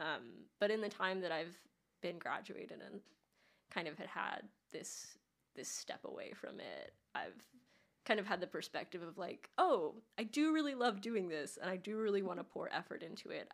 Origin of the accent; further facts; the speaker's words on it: Los Angeles, California, United States; now in Nashville, United States; I grew up in Los Angeles